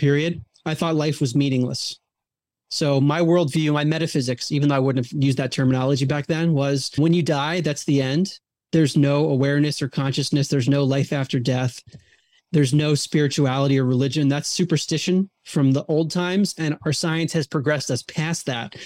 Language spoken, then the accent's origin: English; Baltimore, Maryland, United States; I grew up outside of Baltimore, Maryland